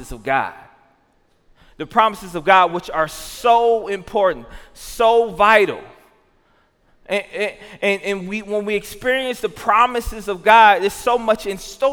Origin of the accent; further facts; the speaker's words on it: Jackson, Tennessee, United States; now in Milwaukee, United States; I grew up in Jackson, Tennessee